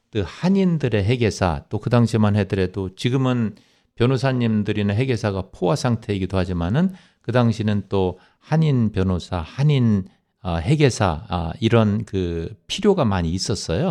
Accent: South Korea; now in New York, United States; 제가 한국 사람이라는 것

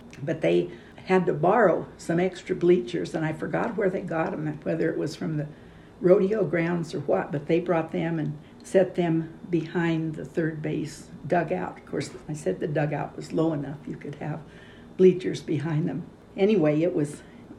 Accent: Oregon, United States; born there; also born or lived in Los Angeles; And so they went first to Oregon a few years, and that's where I was born. And then they went to Los Angeles looking for work.

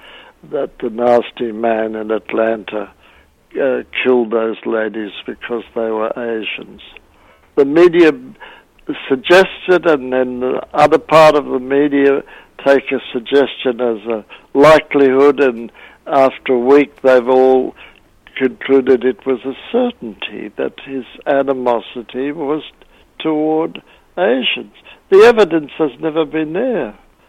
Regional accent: Australia; accent: Australian; moved away; My Australian accent.

